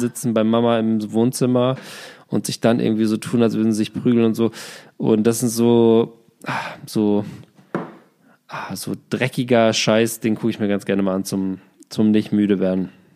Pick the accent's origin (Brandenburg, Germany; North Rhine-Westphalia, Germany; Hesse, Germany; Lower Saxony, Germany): Lower Saxony, Germany; Glandorf; Grüße aus meinem Heimatdorf Glandorf